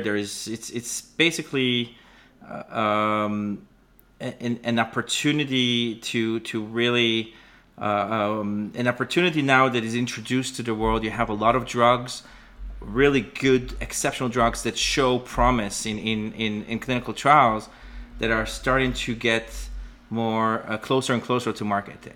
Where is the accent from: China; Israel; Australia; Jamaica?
Israel; moved away as an adult; now in Canada; I was born and raised in Israel, and that's, uh, I now, I live in Canada